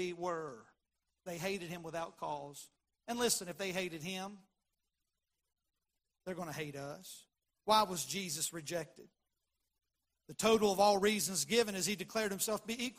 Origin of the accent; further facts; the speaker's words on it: Shady Spring, West Virginia, United States; that's my dad's hometown. It's my hometown. Shady Springs, just up the road